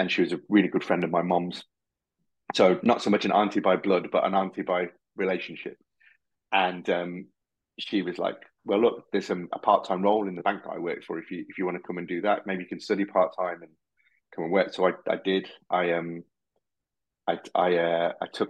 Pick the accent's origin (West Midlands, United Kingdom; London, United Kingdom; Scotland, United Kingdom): West Midlands, United Kingdom; Birmingham; also born or lived in Harrow, Middlesex; now in Solihull, United Kingdom; We grew up in Tyseley in Birmingham, and moved into Hall Green, and I've been living in Solihull now for the last 20 years